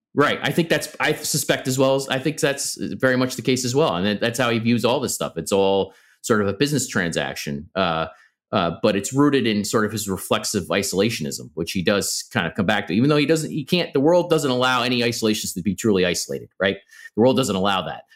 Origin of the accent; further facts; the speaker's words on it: New York, United States; since I was a kid, you know, I'm, I'm a New Yorker